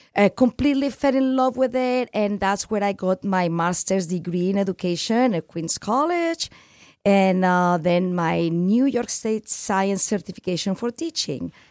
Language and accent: English; Barcelona, Catalonia, Spain; English is a second language; now in United States; I'm from Barcelona, which is Catalonia